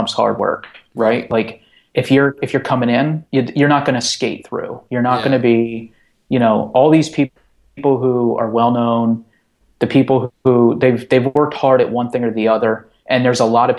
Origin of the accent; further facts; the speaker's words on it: North Central Pennsylvania, United States; moved away as an adult; now in New York, United States; I'm a kid from North Central Pennsylvania, like in the mountains